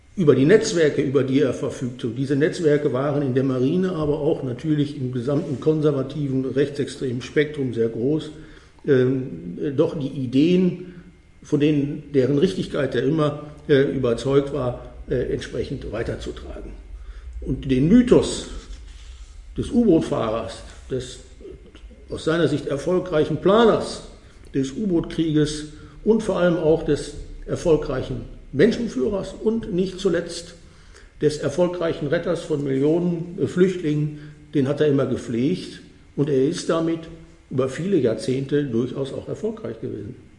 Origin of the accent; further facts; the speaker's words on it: North Rhine-Westphalia, Germany; moved away; Als Westfale